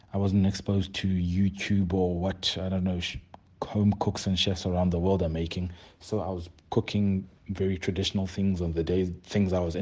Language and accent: English; Ilita, Eastern Cape, South Africa; moved away as an adult; now in Johannesburg, South Africa; I'm originally from the Eastern Cape. I'm from a township called Ilita in the Eastern Cape. It's still home currently, and it's where my mother is. I was raised by my mother